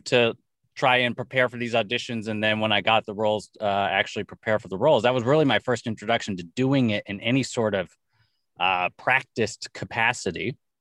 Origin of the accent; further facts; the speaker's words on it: Los Angeles, California, United States; born and raised in Los Angeles